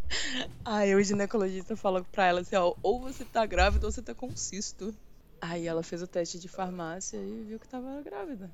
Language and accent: Portuguese; Belo Horizonte, Minas Gerais, Brazil; eu sou de Belo Horizonte